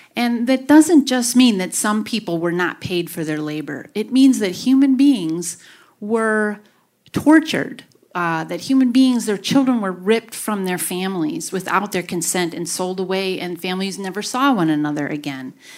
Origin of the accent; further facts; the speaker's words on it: Grafton, Wisconsin, United States; I grew up in Grafton and lived most of my life here.